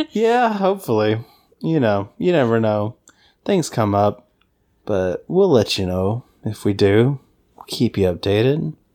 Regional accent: the South, United States; accent: Southern; my Southern accent

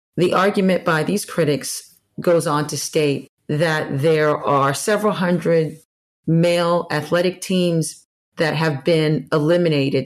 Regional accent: Maryland, United States; now in New Jersey, United States; in the area where, where I grew up partially in Maryland, lacrosse has always been popular

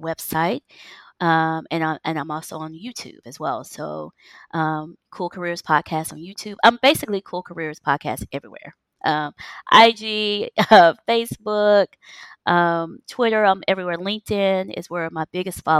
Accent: United States; moved away; It's so different from living in the U.S. We're so American trained.

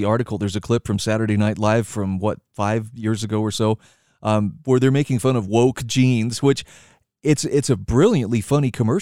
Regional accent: Idaho, United States; my home state of Idaho

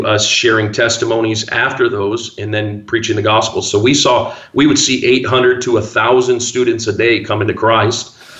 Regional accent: Midwest, United States; Because I'm from the Midwest. We don't have earthquakes. We don't have tornadoes and crazy. We don't even have poisonous snakes. I mean, there's like nothing here. Just flat land and corn.

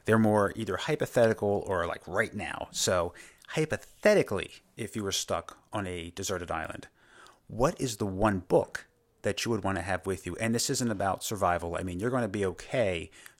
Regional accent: Delaware, United States; In Delaware, always been

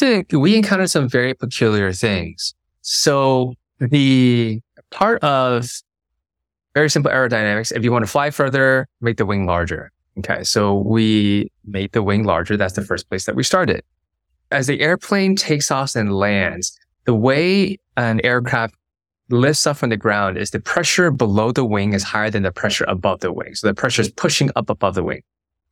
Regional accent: Hong Kong; also born or lived in Beijing; I grew up in Hong Kong, spent 5 years of my childhood in Beijing.

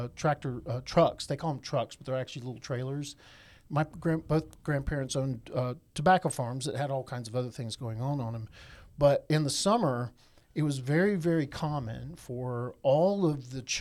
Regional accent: Eastern North Carolina, United States; I'm from Eastern North Carolina. My dad was in the Air Force. Both of my mom's parents and my dad's parents were farmers

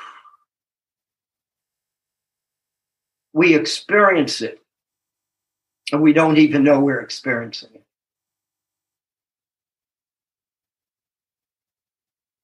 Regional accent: Tennessee, United States; I'm from Tennessee

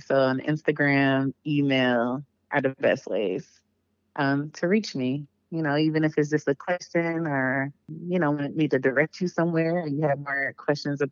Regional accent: Cleveland, Ohio, United States; moved away as an adult; now in Atlanta, United States; Originally, I'm from Cleveland, Ohio

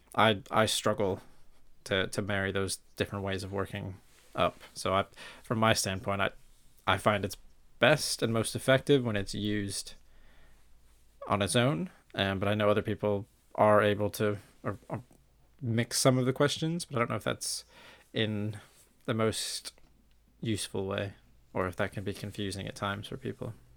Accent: St. Louis, Missouri, United States; moved away as an adult; now in United Kingdom; originally from St. Louis, Missouri, and I've been in the UK now

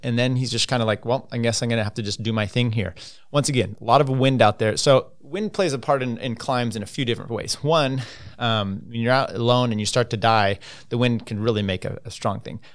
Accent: United States; as an American

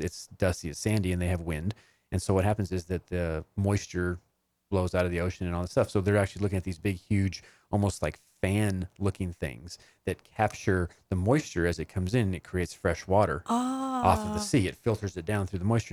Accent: New Mexico, United States; I was born in New Mexico.

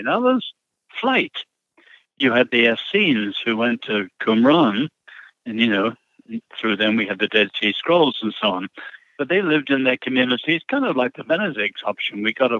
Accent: China; born there; So both my parents were born in China, and then I was born in China.

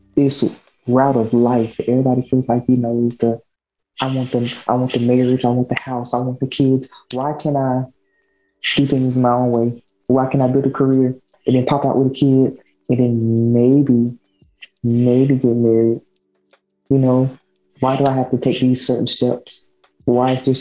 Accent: the South, United States; we're from the South

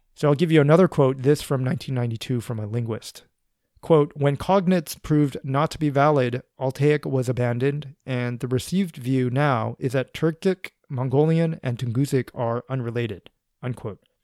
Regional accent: United States; accent: American; my accent, which I think is, uh, probably American

